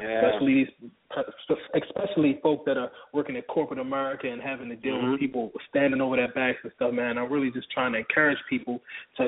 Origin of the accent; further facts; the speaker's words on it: Baltimore, Maryland, United States; now in Atlanta, United States; I'm from Baltimore originally